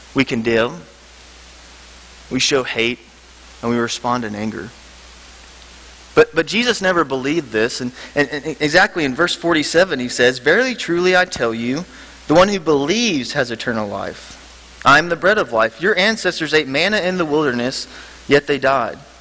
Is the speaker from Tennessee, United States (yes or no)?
yes; Memphis, Tennessee, United States; moved away; I'm from Memphis, Tennessee. Um, I grew up at Sycamore View Church